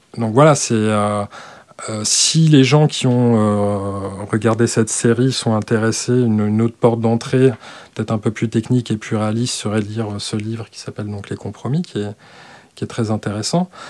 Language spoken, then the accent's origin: French; Alsace, Grand Est, France; je suis alsacien